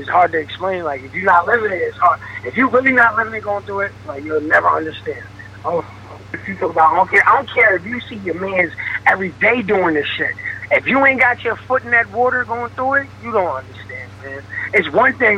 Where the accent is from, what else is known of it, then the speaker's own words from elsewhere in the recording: Dutchess County, New York, United States; I'm from Dutchess County, New York. It's kind of upstate